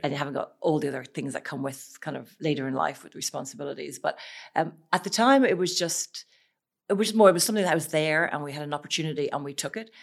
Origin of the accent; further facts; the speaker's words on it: Ireland; moved away as an adult; I'm Irish